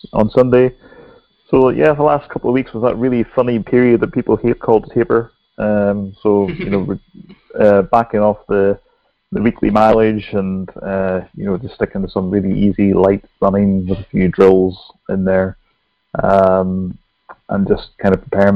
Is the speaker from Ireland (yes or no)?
yes; Ireland; I'm Irish as well